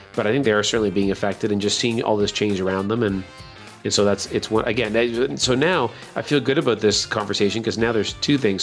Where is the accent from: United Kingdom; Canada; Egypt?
Canada; now in Baltimore, United States; I'm a Canadian